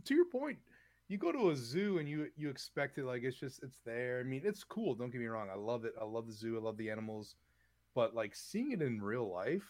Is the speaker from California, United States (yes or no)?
no; Wisconsin, United States; moved away; I'm from Wisconsin, so I have my, you know, my hot blood.